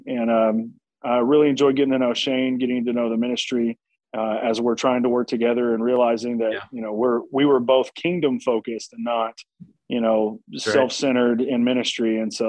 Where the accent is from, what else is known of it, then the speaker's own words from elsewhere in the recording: Nashville, Tennessee, United States; also born or lived in Birmingham, Alabama / Harrison, Arkansas; But I grew up mostly in Nashville, Tennessee, and in Harrison, Arkansas